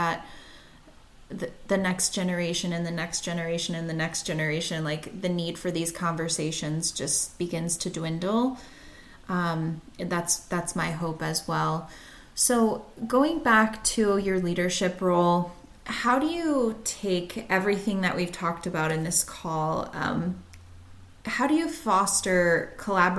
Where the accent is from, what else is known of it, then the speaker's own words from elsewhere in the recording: Virginia, United States; now in New England, United States; I grew up in the South and I live in New England now, and it is almost unbearable sometimes when I go home to Virginia